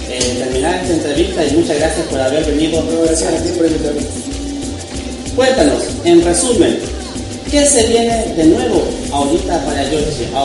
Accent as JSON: {"language": "Spanish", "country": "Chile", "moved": "yes", "lives_now": "Lerdo de Tejada, Mexico", "said": "Todos pensarán, este cuate que es chileno."}